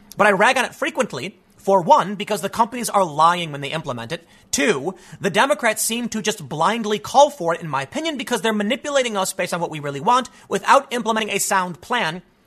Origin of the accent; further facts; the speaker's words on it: United States; as an American